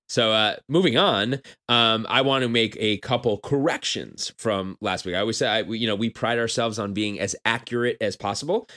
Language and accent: English; New York, United States; I'm from New York.